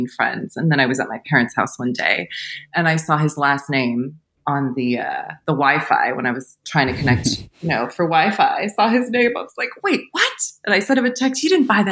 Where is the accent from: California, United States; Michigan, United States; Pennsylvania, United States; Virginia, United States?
California, United States; Los Angeles; I'm from Los Angeles